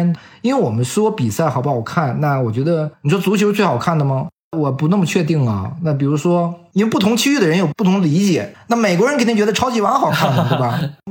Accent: China; 你比如我们中国人也看，印度人看，对我们都没进世界杯

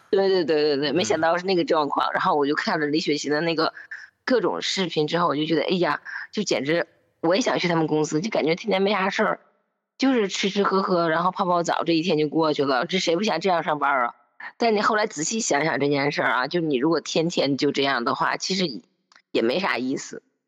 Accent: Northeast China, China; accent: Northeastern (Dongbei); 我是东北人

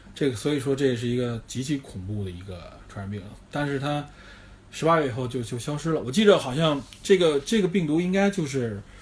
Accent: China; 有我们中国人应该比较熟悉的非典 SARS

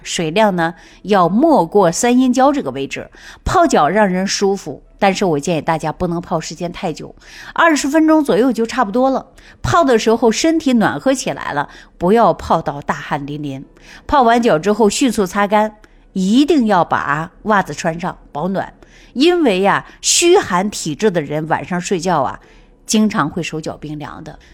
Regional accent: China; 我们中国人从古至今都是和温水长大的

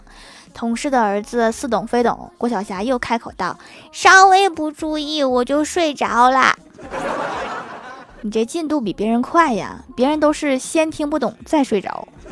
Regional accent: Northeast China, China; 虽然我也是东北的，但是我们这儿一般不用盆吃饭的

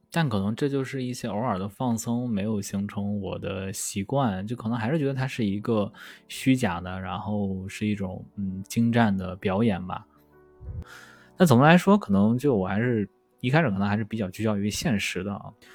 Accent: Shandong, China; 我是一个山东人嘛，所以山东就那个地方就人多啊，人多就大家就卷

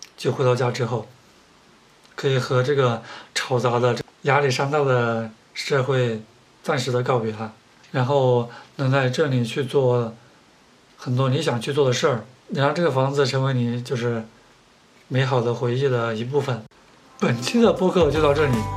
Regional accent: southern China, China; now in Beijing, China; 作为南方人，生活在北方

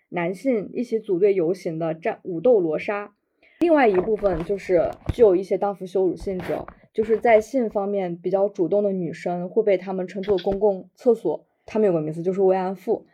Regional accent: Jiangxi, China; 我来自江西，出生于一九九四年

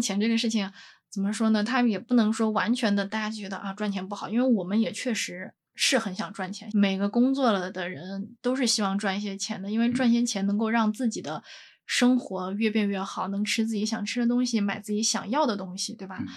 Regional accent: northern China, China; 我是北方人嘛，身边大部分人其实个子都很高

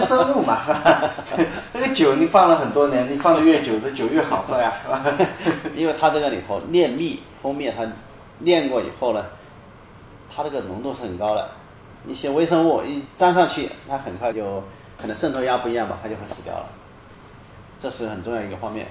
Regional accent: China; 我们大陆人

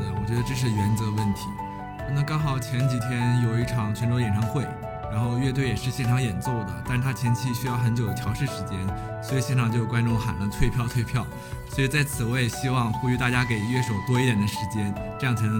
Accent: Dalian, Liaoning, China; 我来自辽宁大连，一个美丽的海滨城市

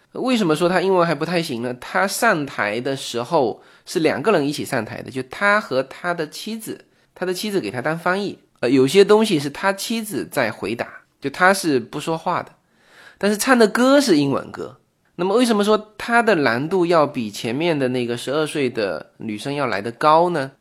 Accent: China; 我们中国人

